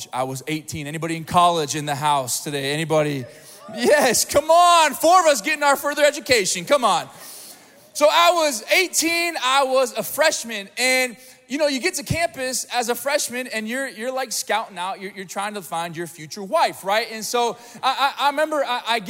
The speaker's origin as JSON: {"language": "English", "town": "Springfield", "region": "Missouri", "country": "United States", "said": "I'm from Springfield, Missouri, not a lot to do there"}